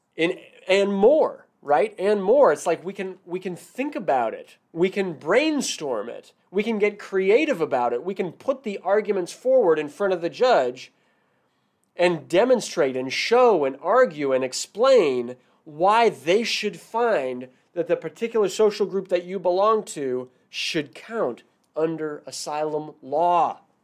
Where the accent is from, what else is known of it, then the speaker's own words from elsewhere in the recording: Washington, United States; now in San Francisco Bay Area, United States; I'm originally from Washington State